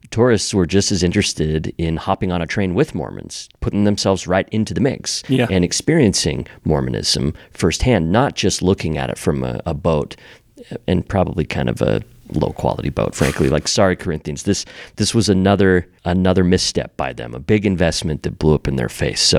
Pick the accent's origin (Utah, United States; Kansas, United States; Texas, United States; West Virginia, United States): Utah, United States; I grew up in Utah.